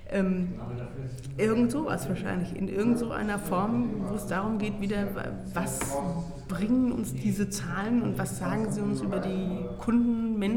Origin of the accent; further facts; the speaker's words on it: Baden-Württemberg, Germany; ich bin ja in Baden-Württemberg groß geworden